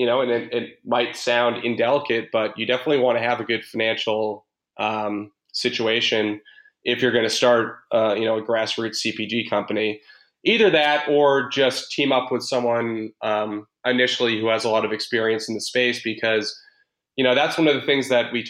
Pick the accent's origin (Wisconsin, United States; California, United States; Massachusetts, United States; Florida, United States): Massachusetts, United States; Boston; I'm from Boston